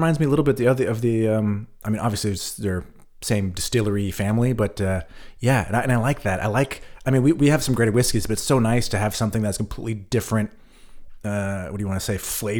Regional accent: United States; moved away as an adult; now in Germany; I'm American

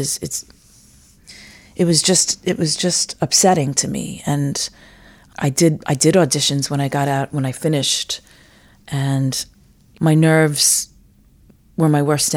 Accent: New York City, New York, United States; I grew up in Rockaway Beach, New York

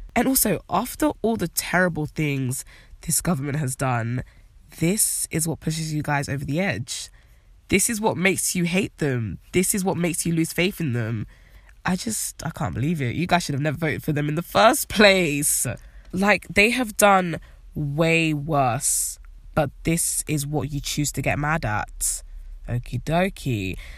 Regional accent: United Kingdom

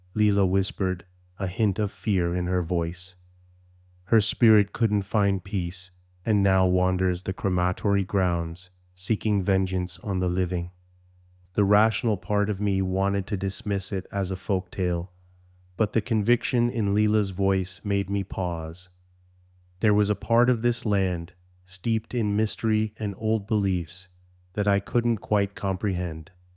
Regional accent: Canada; although I'm Canadian, my heritage is Indian

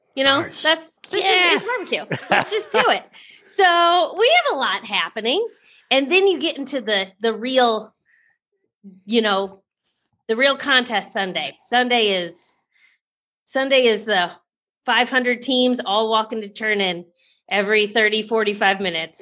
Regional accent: Kansas City, Missouri, United States; So I'm from Kansas City. Kansas City's mecca of barbecue.

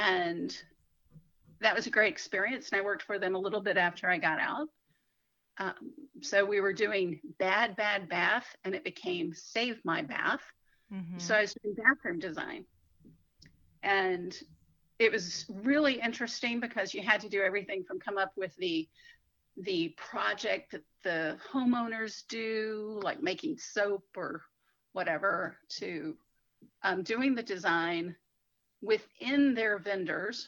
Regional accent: Atlanta, Georgia, United States; also born or lived in South Florida / New York; now in Charlotte, United States; I grew up in Atlanta

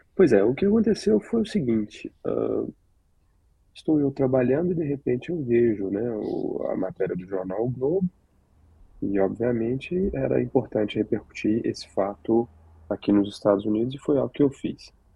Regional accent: Minas Gerais, Brazil; now in United States; eu sou de Minas Gerais

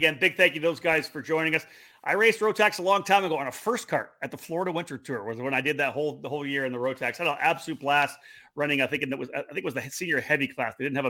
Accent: Canada; I'm from Canada.

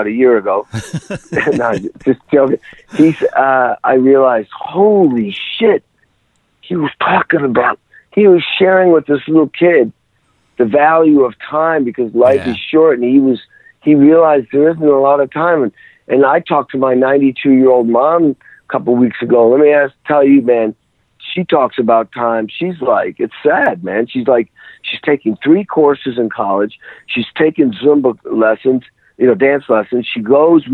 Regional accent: Western Massachusetts, United States; I grew up in the Western Mass

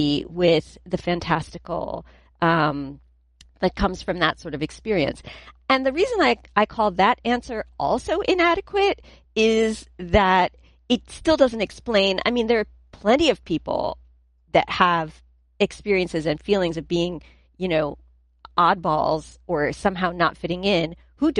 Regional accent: New Jersey, United States; where are you from? And I'm like, New Jersey

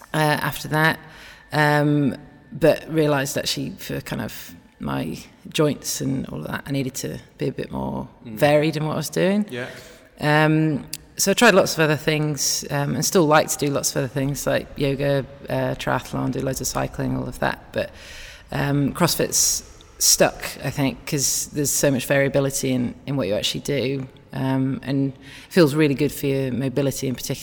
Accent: Wakefield, Yorkshire and the Humber, United Kingdom; I'm from Wakefield, just near Leeds.

